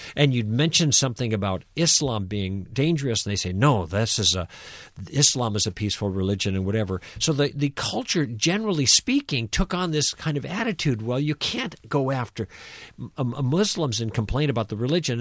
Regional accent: United States; as American Christians

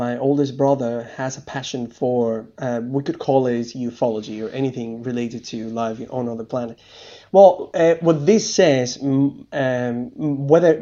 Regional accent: Spain; now in Nashville, United States; I grew up in Spain, although I live now in Nashville, Tennessee, in the United States.

